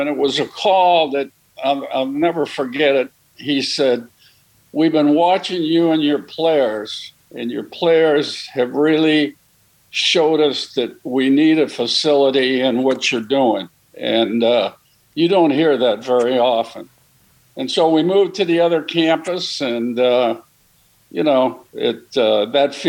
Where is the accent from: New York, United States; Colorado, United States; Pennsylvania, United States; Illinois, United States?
Illinois, United States; Highwood; moved away as an adult; now in New Orleans, United States; I'm from Highwood, Illinois